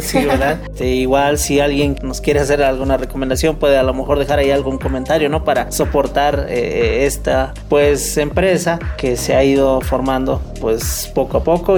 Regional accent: Mexico; México como mexicanos damos la bienvenida a todos

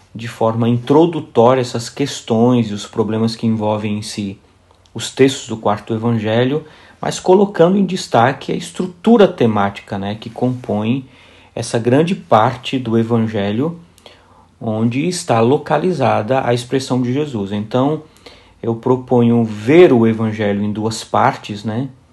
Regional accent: São Bernardo do Campo, São Paulo, Brazil; moved away as an adult; also born or lived in Paraíba, Brazil; now in Poznań, Poland; Nasci na Paraíba, sou paraibano de origem, vivi quase toda a minha vida em São Bernardo do Campo, em São Paulo.

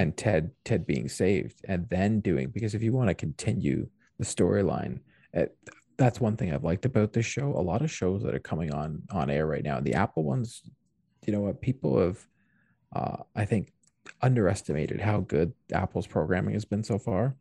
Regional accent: Canada; as a Canadian

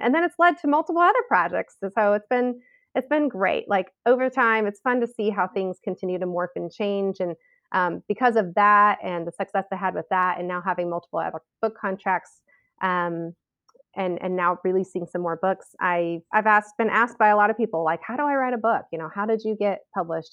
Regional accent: Southern California, United States; moved away as an adult; now in Southern Idaho, United States; we moved from Southern California, I've always been a California girl, and we moved from Southern California to, um, kind of the rural hills of Southern Idaho

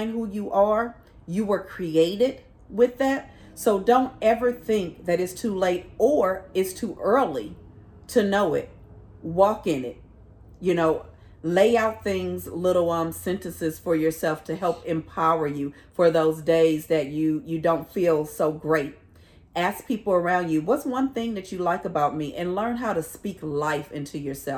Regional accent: California, United States

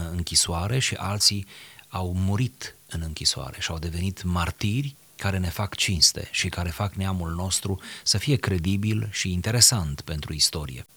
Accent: Romania; suntem români

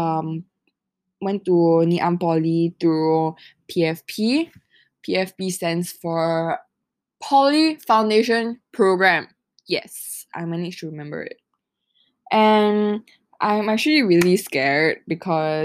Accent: Singapore; I am from Singapore

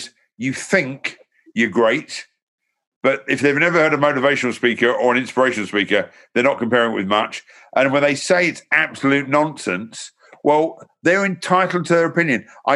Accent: London, United Kingdom; now in Hertfordshire, United Kingdom; I was born in Hornsey Road, North London. I lived in South London. I now live in Hertfordshire

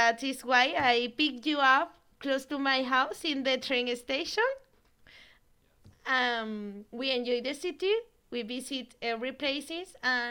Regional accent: Spain; English is a second language; Yes, I grew up in Spain, and you know, here it's so complicated to study English.

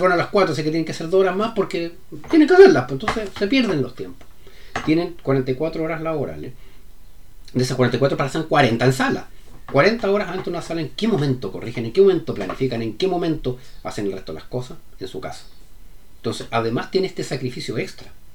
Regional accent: Chile

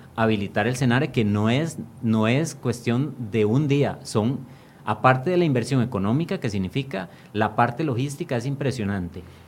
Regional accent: Costa Rica; como costarricenses

